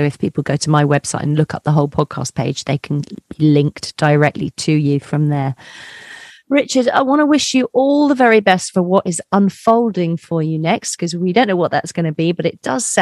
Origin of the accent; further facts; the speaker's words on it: Colchester, East of England, United Kingdom; I was brought up in Colchester in Essex.